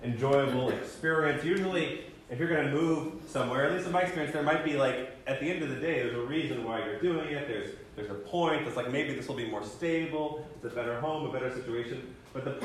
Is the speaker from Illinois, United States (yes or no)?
no; College Station, Texas, United States; also born or lived in Virginia / North Carolina; I grew up in College Station and came to UT as a freshman